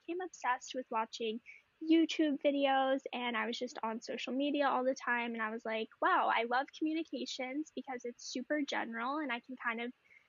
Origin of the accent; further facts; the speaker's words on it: New Orleans, Louisiana, United States; now in Northern California, United States; I am originally from New Orleans, Louisiana, but now I live in Northern California